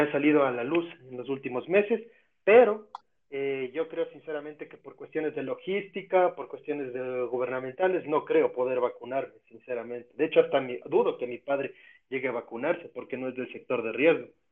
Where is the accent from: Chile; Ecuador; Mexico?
Ecuador